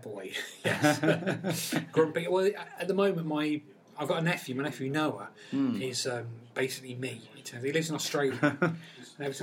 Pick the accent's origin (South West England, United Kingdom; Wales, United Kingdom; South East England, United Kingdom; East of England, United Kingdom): East of England, United Kingdom; Peterborough; I come from Peterborough, and you know, it was a hotbed of Northern Soul, weirdly, in Peterborough.